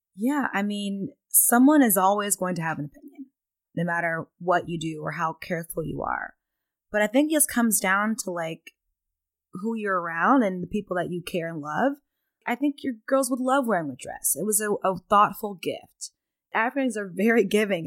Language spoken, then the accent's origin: English; Pflugerville, Texas, United States; I'm Southern, I'm from Texas